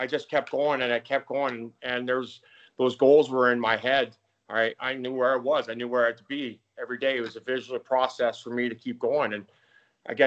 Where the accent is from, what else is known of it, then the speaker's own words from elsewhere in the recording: Saskatoon, Saskatchewan, Canada; moved away as an adult; also born or lived in Calgary / Los Angeles; I grew up in Saskatchewan